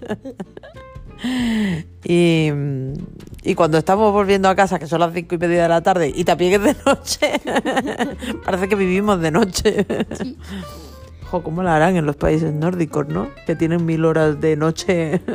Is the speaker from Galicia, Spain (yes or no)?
yes; Galicia, Spain; now in Mallorca, Spain; yo me crié en Galicia